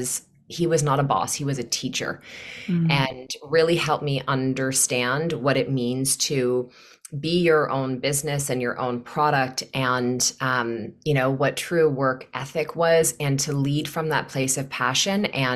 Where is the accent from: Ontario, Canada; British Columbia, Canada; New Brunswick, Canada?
Ontario, Canada; Newmarket; now in Kelowna, Canada; I am from Newmarket, Ontario, and I live in Kelowna, BC now.